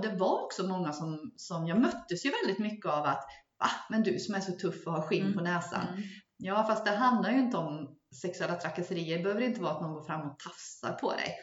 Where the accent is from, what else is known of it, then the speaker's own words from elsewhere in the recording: Gotland, Sweden; jag växte upp på Gotland